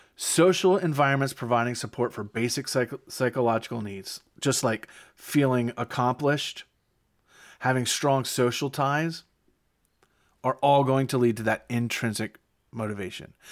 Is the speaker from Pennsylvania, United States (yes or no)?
yes; Pennsylvania, United States; my home state